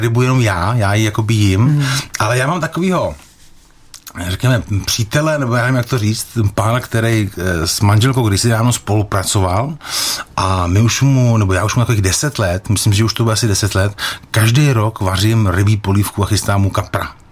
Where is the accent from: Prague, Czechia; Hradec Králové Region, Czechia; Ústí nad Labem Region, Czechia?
Hradec Králové Region, Czechia; Jaroměř; když jsem chodil jako kluk do školy v Jaroměři